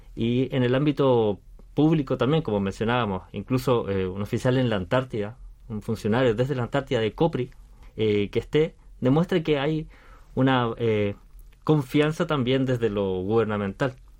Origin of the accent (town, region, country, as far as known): Chile; moved away as an adult; now in South Korea